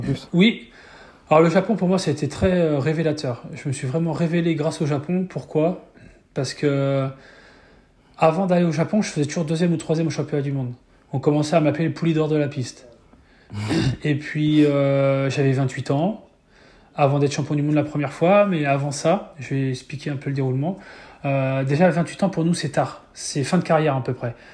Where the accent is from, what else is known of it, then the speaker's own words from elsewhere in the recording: Mayenne, Pays de la Loire, France; je suis fils d'agriculteur, j'ai jamais pris l'avion à l'époque, je suis jamais sorti trop de, de, la Mayenne ou des Pays de la Loire